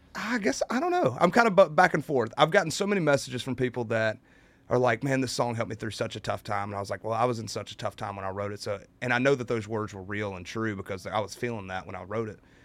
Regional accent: United States; I'm from Carolina

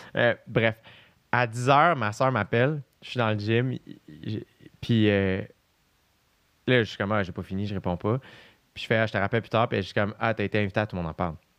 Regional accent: Quebec, Canada; les deux, on est québécois

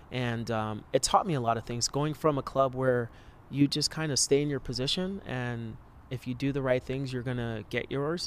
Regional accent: Los Angeles, California, United States; I grew up like in the Hollywood area around there in Koreatown

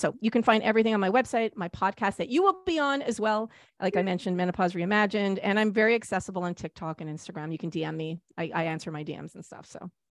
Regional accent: Canada; we're Canadian

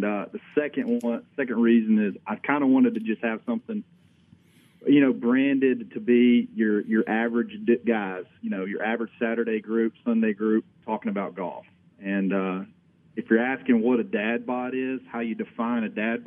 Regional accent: Brewton, Alabama, United States; I grew up in Brewton, Alabama

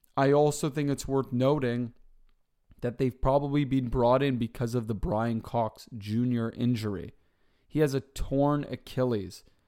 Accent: Toronto, Ontario, Canada; where I grew up in Toronto

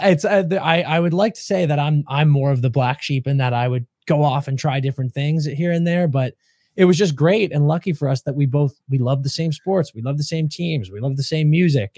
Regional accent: New England, United States; moved away as an adult; now in Los Angeles, United States; growing up in New England

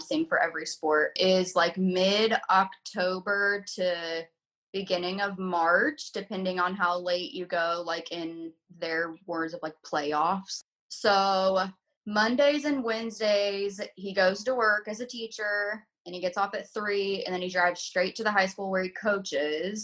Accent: Southern Illinois, United States; now in Indianapolis, United States; I'm from Southern Illinois

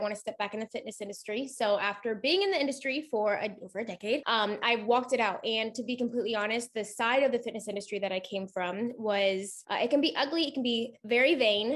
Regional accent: Columbus, Ohio, United States; I'm 29 from Columbus, Ohio

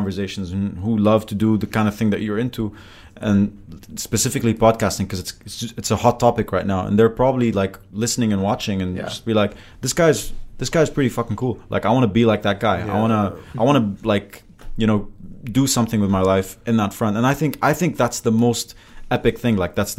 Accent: Kuwait; I grew up in Kuwait

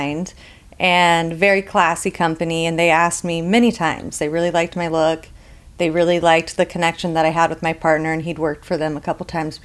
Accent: Las Vegas, Nevada, United States; I like to say I'm from Vegas.

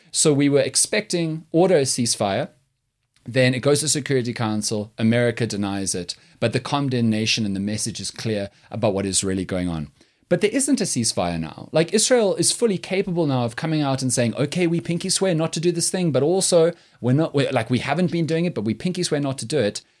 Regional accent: South Africa; I'm so proud of being South African

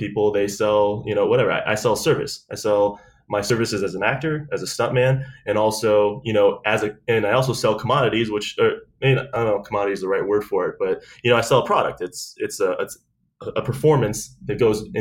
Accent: Delaware, Ohio, United States; moved away as an adult; also born or lived in Columbus, Ohio / San Diego; now in Los Angeles, United States; I'm actually from Delaware, Ohio. That's where I grew up anyway. I was born in Columbus

